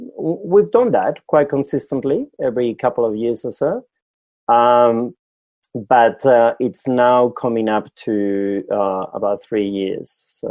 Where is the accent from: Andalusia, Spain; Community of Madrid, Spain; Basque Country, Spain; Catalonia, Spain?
Basque Country, Spain; English is a second language; moved away as an adult; now in Australia; You know, I come from Europe. So I'm from the Basque Country in the north of Spain, south of France.